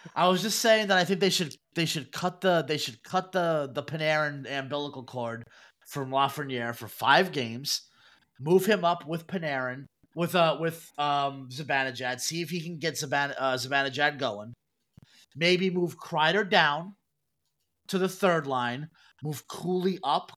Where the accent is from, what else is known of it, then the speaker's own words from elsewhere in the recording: New York City, New York, United States; growing up in Brooklyn, we had Fun Time USA.